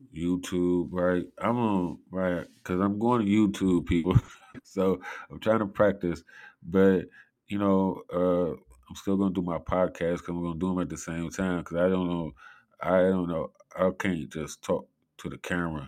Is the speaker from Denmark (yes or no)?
no; Cleveland, Ohio, United States; I'm from Cleveland